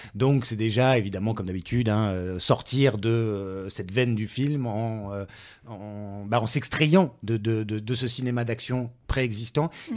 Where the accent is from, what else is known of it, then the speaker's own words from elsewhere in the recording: France; on est français aussi